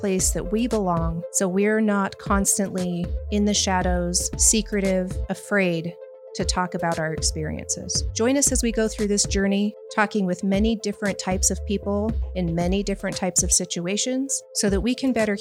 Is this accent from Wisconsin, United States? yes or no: no; Salt Lake City, Utah, United States; Born and raised in Salt Lake City, Utah